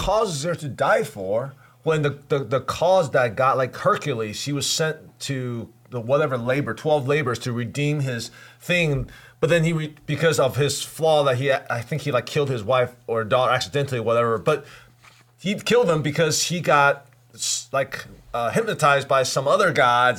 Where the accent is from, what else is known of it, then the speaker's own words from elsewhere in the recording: Taipei, Taiwan; moved away; I grew up in Taipei, you know, Asia.